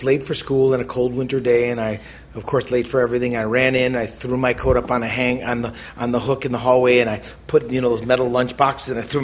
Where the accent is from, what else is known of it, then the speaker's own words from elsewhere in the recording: Milwaukee, Wisconsin, United States; moved away; I grew up in Milwaukee